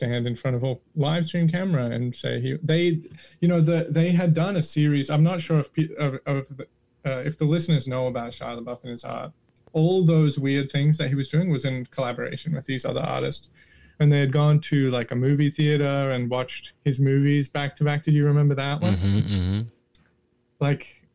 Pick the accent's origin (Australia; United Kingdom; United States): Australia; I'm Australian